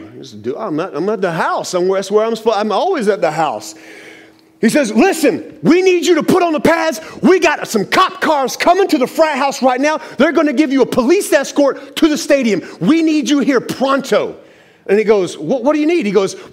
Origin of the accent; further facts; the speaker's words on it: Tampa, Florida, United States; also born or lived in Gainesville, Florida; I'm from Tampa.